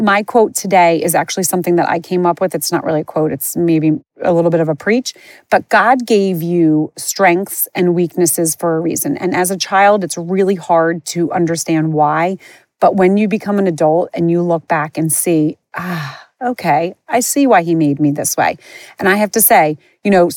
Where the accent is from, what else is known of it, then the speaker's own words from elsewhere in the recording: Moorestown, New Jersey, United States; I grew up in a town called Morristown, Morestown. People mistake it with Morristown. I grew up outside of Philly, not outside of New York